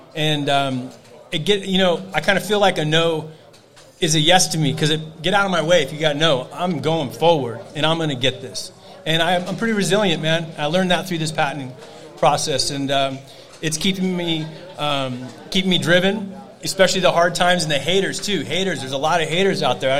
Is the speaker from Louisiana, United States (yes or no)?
no; Novato, California, United States; Novato, California